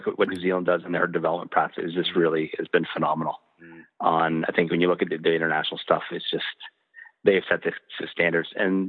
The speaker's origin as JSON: {"language": "English", "country": "Canada", "said": "Style for me as a Canadian"}